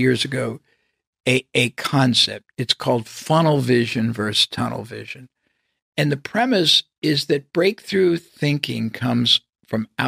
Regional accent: United States; I was from the United States

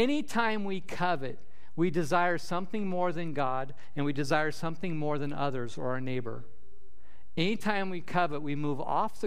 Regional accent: Nebraska, United States; moved away; we have up north growing up in Nebraska

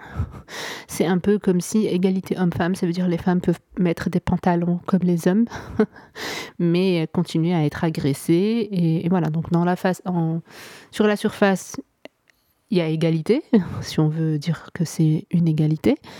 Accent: Morocco; also born or lived in Vietnam; je suis marocaine, je vis en ce moment au Maroc. je suis née ici, j'ai grandi ici

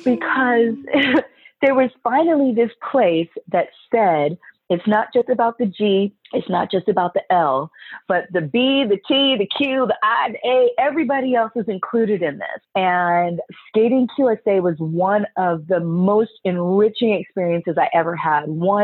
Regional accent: Bermuda; I'm Bermudan from Bermuda.

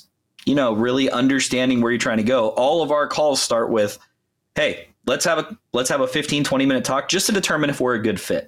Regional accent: Los Angeles, California, United States; also born or lived in Berkeley; I grew up in LA County, and then obviously went to college. I shared at Berkeley, and then moved back home. But yeah, been a California kid my whole life

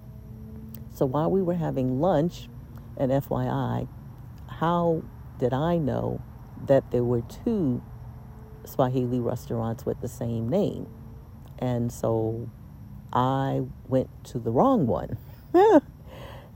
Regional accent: United States; now in Lisbon, Portugal; I was an attorney from the United States

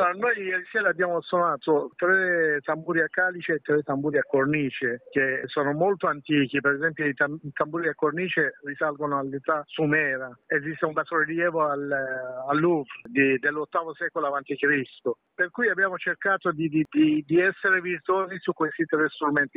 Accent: Iran; Italian is a second language; now in Italy; nel mio paese, nel Medio Oriente

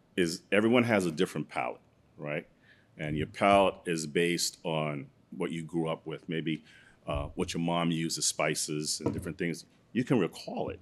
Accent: New York City, New York, United States; also born or lived in Guyana; I'm from Brooklyn originally.

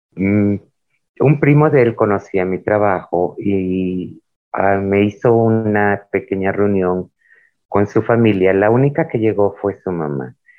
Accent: Isthmus of Tehuantepec, Oaxaca, Mexico; nuestra identidad cultural como muchas de la región del Istmo de Tehuantepec en el estado de Oaxaca, México

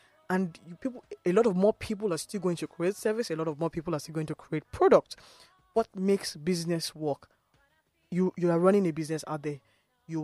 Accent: Nigeria; as a Nigerian, living in Nigeria, running a business, having challenges of funds, having infrastructure problems

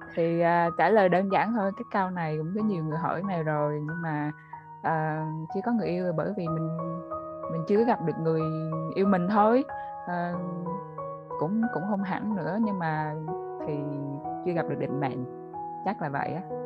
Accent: Central Vietnam, Vietnam; accent: Central Vietnamese; mình là người ở miền Trung á nên là nhiều hồi có thể là trong cái cuộc nói chuyện mình lỡ nói giọng miền Trung

